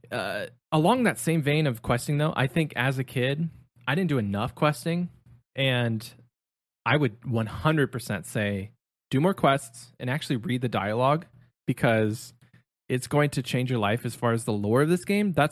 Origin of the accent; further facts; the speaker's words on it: Ohio, United States; growing up in Ohio